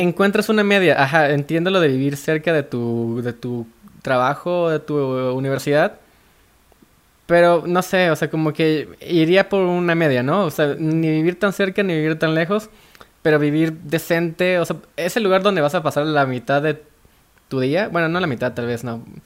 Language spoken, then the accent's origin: Spanish; Veracruz, Mexico; also born or lived in Guadalajara; now in Mexico City, Mexico; En, en Veracruz, yo soy de Veracruz.